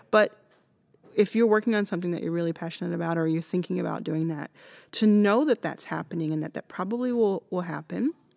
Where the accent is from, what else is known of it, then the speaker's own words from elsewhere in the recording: United States; I'm American